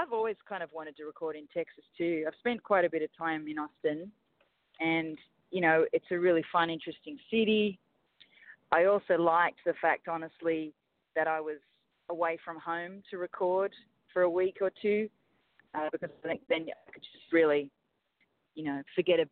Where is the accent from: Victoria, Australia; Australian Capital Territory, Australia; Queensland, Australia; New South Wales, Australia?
New South Wales, Australia; Sydney; moved away as an adult; now in Los Angeles, United States; The town that I grew up in Australia, in Sydney, you might know it if you've been there, called Balmain.